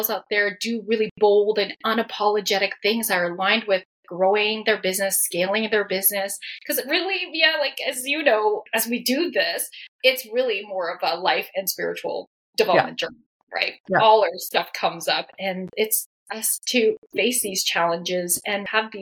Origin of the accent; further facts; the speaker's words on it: Canada; I am Chinese Canadian. So I'm first generation Chinese Canadian. So my parents are from Hong Kong